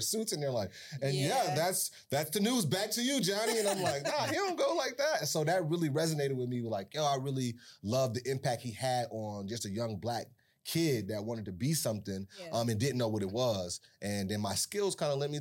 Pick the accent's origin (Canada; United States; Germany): United States; Buffalo, New York; Born and raised in Buffalo, East Side, North Parade, right across the street from the Science Museum.